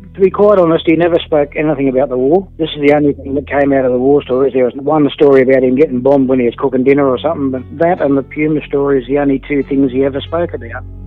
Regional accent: Australia; also born or lived in United States; I came to Australia when I was only three months old

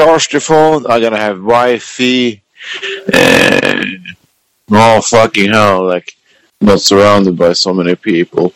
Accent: Sweden; born or raised there

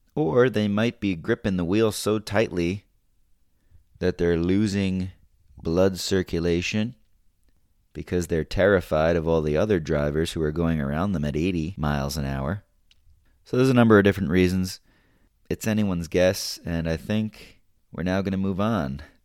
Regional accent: United States

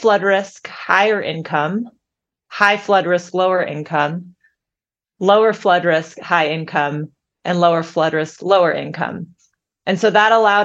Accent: San Francisco, California, United States; I grew up in San Francisco

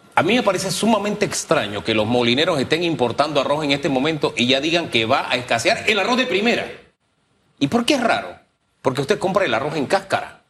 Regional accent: Panama; yo soy panameño

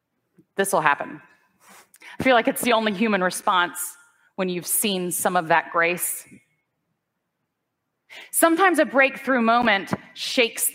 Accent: the South, United States; where I grew up in the South, I didn't see very many kind examples of the Christian tradition

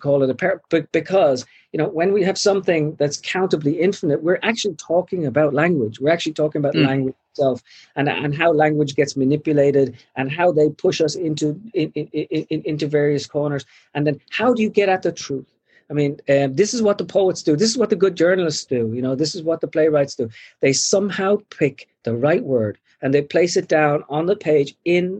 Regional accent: Ireland; now in United States; I feel entirely Irish.

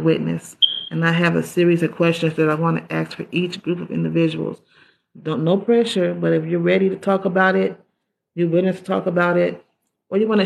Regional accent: California, United States; I'm from California

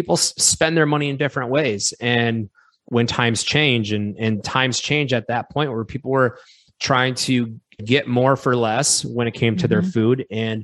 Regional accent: Wisconsin, United States; We're both from Wisconsin.

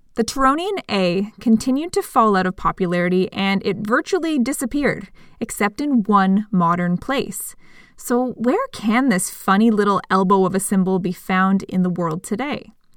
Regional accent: Canada; speaking as a Canadian

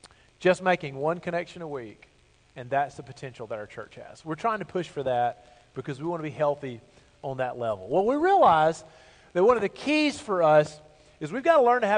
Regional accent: Bible Belt South, United States; I grew up in the Bible Belt South

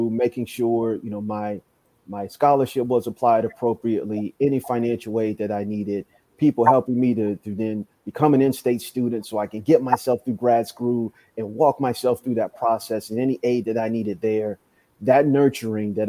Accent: Rockville, Maryland, United States; I grew up in Maryland, outside of D.C., a city called Rockville, Maryland

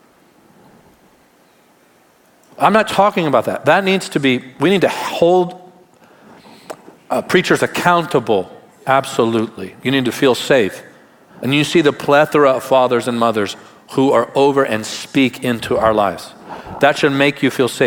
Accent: Tarpon Springs, Florida, United States; Where I grew up in Tarpon Springs

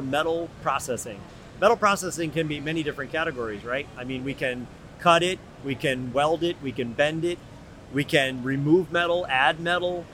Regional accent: New England, United States; I grew up in New England

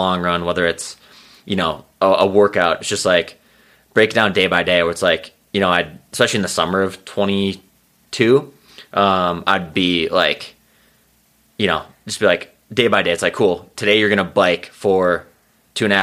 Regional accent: Foley, Minnesota, United States; accent: Central Minnesota; moved away as an adult; now in Boulder, United States; I grew up in the Foley, my hometown, 2,500 people.

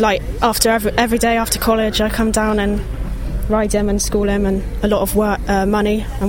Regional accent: Bridgwater, South West England, United Kingdom; I'm from Bridgewater

